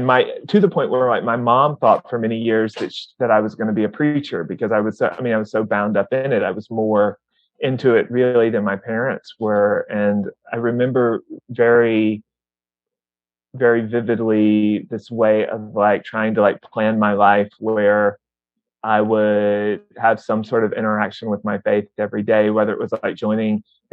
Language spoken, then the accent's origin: English; the South, United States; I was very much a nerdy guy growing up in the South